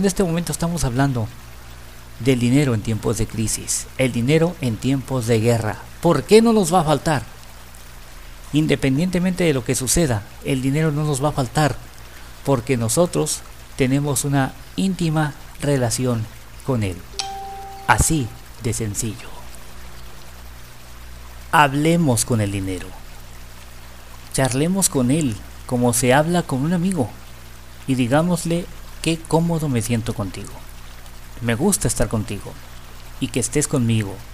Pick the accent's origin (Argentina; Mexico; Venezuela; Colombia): Mexico; Y nuestra actitud hacia el dinero es una de las cosas en las que como mexicanos y como latinoamericanos tenemos que trabajar mucho